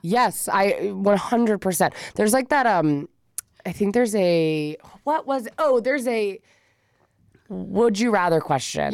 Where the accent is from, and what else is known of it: California, United States